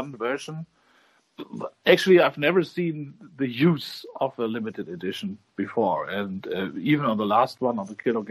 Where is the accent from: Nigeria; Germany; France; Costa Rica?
Germany